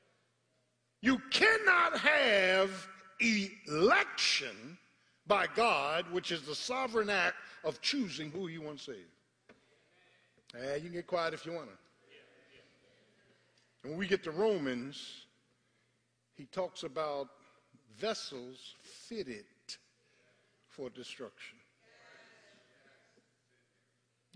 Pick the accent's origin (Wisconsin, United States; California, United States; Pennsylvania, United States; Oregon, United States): Pennsylvania, United States; Philadelphia; I was raised in South Philadelphia